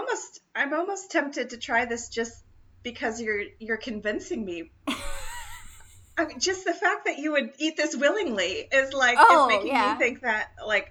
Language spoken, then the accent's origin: English; the South, United States; My whole family is from the Midwest, as you know. And I used to come back to the South